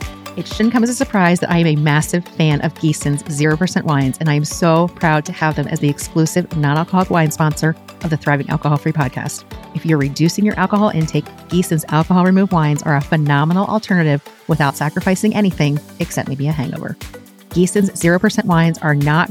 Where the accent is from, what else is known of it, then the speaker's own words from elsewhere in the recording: Philadelphia, Pennsylvania, United States; I grew up in Philly. Yeah, I grew up outside Philly, city of brotherly shove